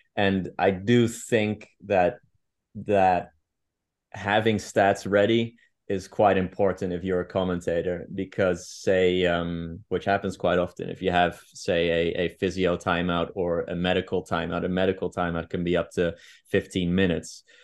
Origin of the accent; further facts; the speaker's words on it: Amsterdam, North Holland, Netherlands; English is a second language; moved away as an adult; also born or lived in Gloucestershire, United Kingdom; now in Madrid, Spain; I grew up in, um, in Amsterdam, um, for the majority of my life